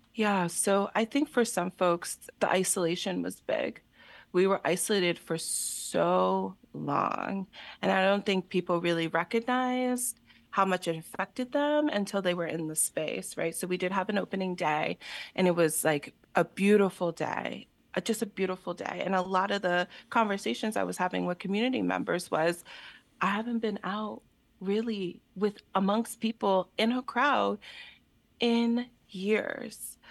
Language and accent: English; Allentown, Pennsylvania, United States; I'm born and raised in Allentown, so the city is very important to me